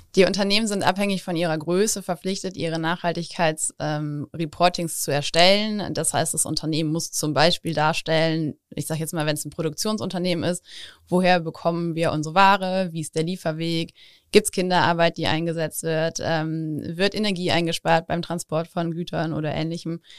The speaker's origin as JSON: {"language": "German", "town": "Overath", "region": "North Rhine-Westphalia", "country": "Germany", "tie": "born or raised there", "also_born_or_lived": "Engelskirchen", "said": "ich bin sogar in Overath aufgewachsen."}